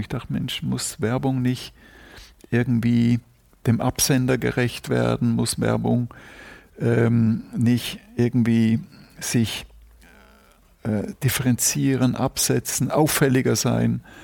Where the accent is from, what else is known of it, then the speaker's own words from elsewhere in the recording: Zurich, Switzerland; first language German; moved away as an adult; also born or lived in Brussels, Belgium / Bruges, Belgium / Hamburg, Germany; now in Germany; Und dann sind wir nach Zürich gezogen und da war ich bis 22